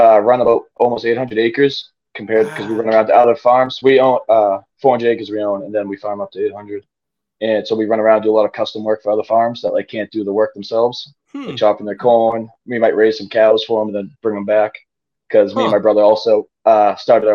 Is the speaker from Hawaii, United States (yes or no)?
no; Haverhill, Massachusetts, United States; I'm from Haverhill, Mass, north of Boston. Grew up on my family farm there.